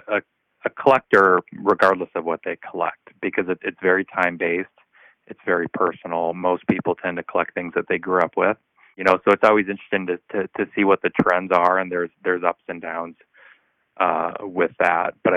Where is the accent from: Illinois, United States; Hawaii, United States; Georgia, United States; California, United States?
Illinois, United States; East Moline; I grew up in East Moline, which is the next town over